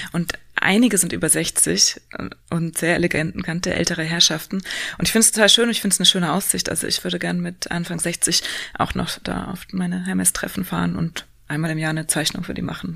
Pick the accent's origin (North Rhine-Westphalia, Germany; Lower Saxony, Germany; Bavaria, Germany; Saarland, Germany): Bavaria, Germany; Upper; moved away as an adult; now in Berlin, Germany; ich komme äh, aus Oberbayern